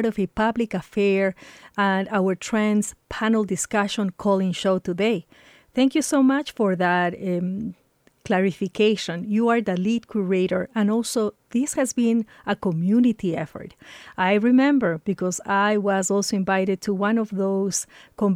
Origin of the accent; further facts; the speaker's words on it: Ecuador; now in Boulder, United States; I am an immigrant from Ecuador, lucky to be living in Boulder.